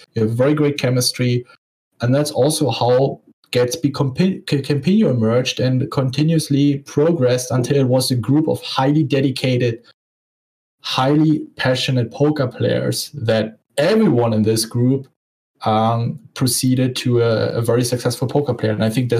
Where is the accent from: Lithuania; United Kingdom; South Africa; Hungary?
Lithuania; English is a second language; I am 27 years old. I'm from Lithuania.